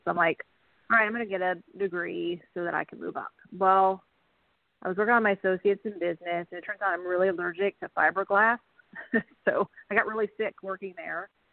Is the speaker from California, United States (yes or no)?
no; Wisconsin, United States; moved away as an adult; also born or lived in Kansas; now in Lawrence, Kansas, United States; I am actually currently in Lawrence, Kansas, um, but I grew up in Wisconsin